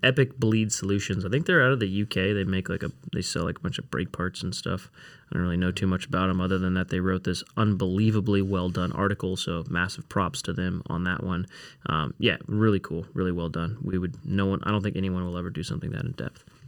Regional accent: Newbury Park, California, United States; I grew up in Newbury Park, California

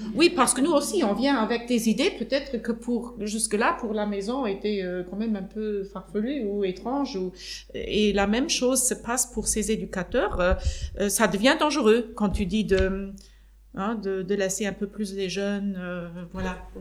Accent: Luxembourg; chez nous au Luxembourg

